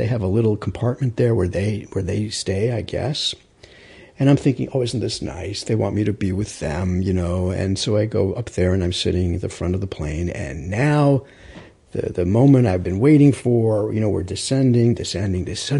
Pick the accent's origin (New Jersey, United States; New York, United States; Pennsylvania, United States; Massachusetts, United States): New York, United States; Rockaway; Now, remember, I'm from Rockaway, so I know this geography very well.